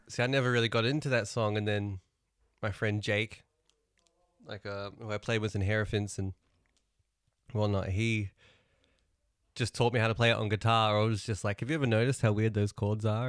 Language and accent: English; New Zealand; moved away; also born or lived in Melbourne, Australia; Growing up in New Zealand, they, at school assembly